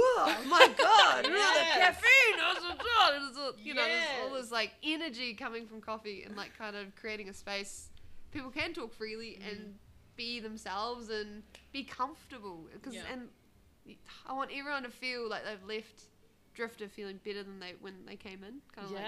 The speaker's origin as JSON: {"language": "English", "country": "New Zealand", "also_born_or_lived": "Detroit, Michigan", "said": "I'm from New Zealand"}